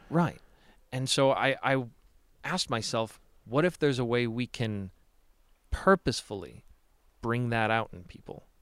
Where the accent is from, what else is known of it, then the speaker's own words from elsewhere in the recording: Chicago, Illinois, United States; now in Salt Lake City, United States; Chicago is and always will be my home